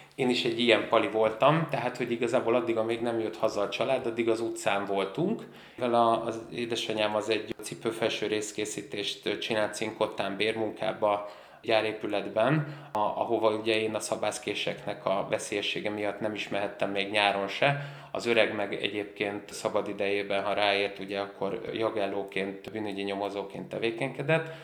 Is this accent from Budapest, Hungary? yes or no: yes; Budapest, Hungary; ahol én felnőttem a Drégei utca